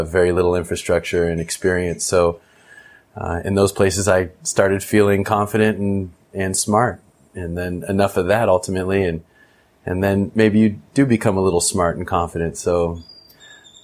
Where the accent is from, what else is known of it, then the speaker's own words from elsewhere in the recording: Orange County, California, United States; also born or lived in East Bay, California; now in Nicaragua; I had my mom in Orange County, where you and I know each other from. And we grew up together